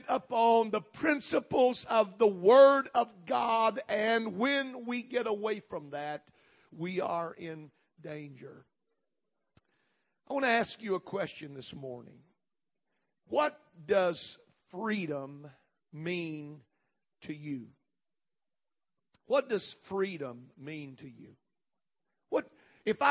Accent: United States

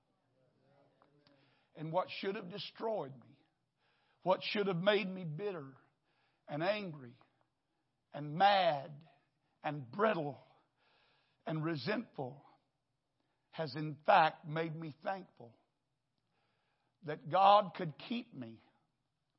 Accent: Wichita Falls, Texas, United States; now in Houston, United States; I grew up in a little church in Wichita Falls.

